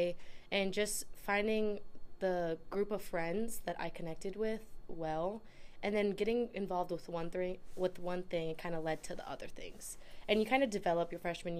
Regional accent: Jefferson, Wisconsin, United States; Jefferson, Wisconsin.

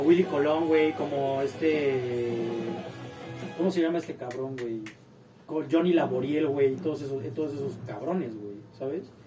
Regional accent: Mexico; nosotros que somos mexicanos

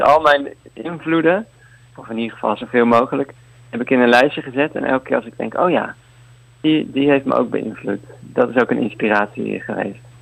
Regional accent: Leiden, South Holland, Netherlands; now in Utrecht, Netherlands; Ik kom uit Leiden, maar ik woon nu in, in Utrecht

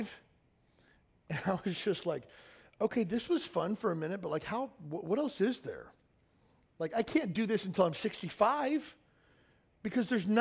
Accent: Kentucky, United States; I grew up in Kentucky in a small town

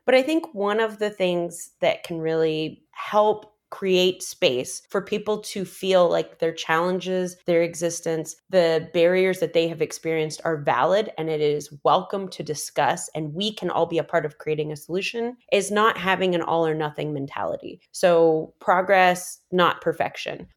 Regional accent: Midwest, United States; we're both from the Midwest.

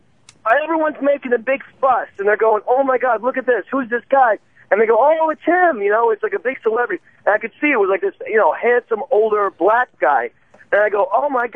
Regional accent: New Jersey, United States; I'm from New Jersey.

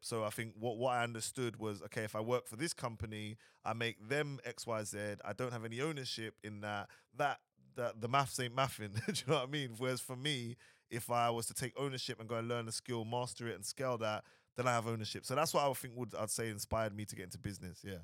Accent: London, United Kingdom; moved away as an adult; also born or lived in Dubai; originally I'm from London, Southeast London

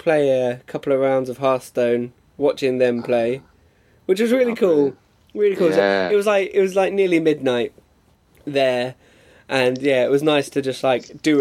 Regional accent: Watford, East of England, United Kingdom; I'm from Watford

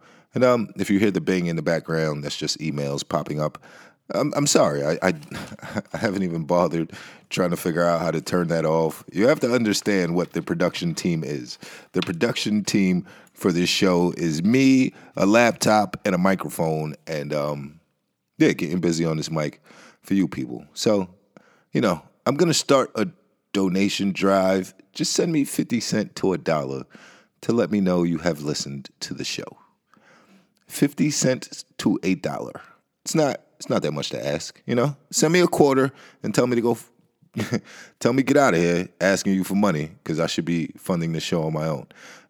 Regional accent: Nebraska, United States; born there; just understand that I was born in Nebraska. So I've never been back.

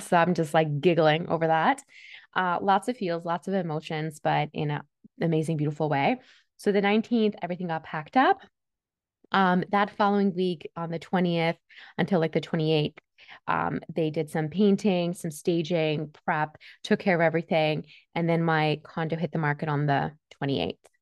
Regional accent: Toronto, Ontario, Canada; English is a second language; also born or lived in Switzerland; I was born and raised in Switzerland. I came here because I needed to get away from my dad. And it wasn't a smooth transition. I came to Canada when I was eight, and I didn't speak a word of English

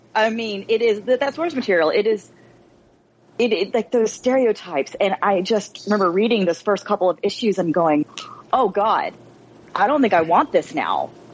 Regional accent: United States; as a child of Asian immigrants, you know, born and raised in America

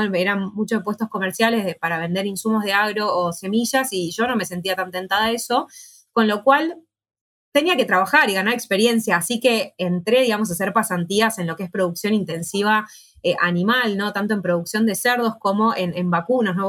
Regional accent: Buenos Aires, Argentina; soy de Capital Federal, no soy del, interior del país

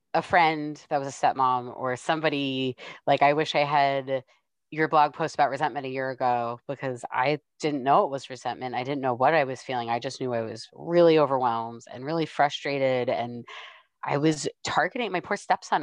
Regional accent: New York, United States; moved away; I'm from New York originally

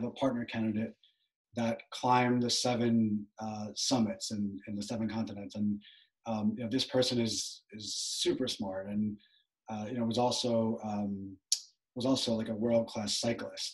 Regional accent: Long Island, New York, United States; I'm from Long Island, New York, from a town that it's a pretty upscale town

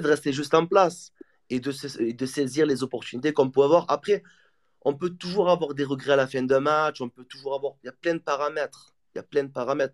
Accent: Marseille, Provence-Alpes-Côte d'Azur, France; Je suis Marseillais 100% tamponné au, fer.

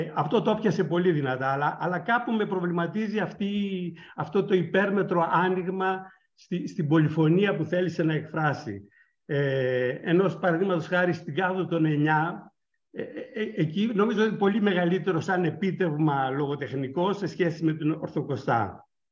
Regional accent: northern Greece, Greece; η καταγωγή μου είναι από τη Βόρεια Ελλάδα και στη δεκαετία του 60, κάνοντας καπνά

